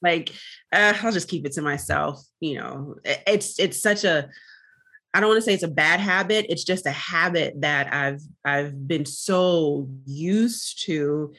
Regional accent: Jamaica; As a Jamaican, we're often taught, you know, don't talk your business, don't speak your business, keep everything to yourself and in your family, and that's it.

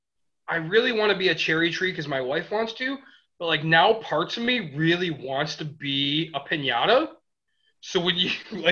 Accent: Michigan, United States; we're all from Michigan

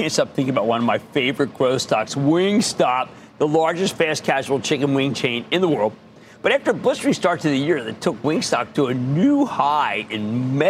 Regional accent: Philadelphia, Pennsylvania, United States; I'm from Philadelphia

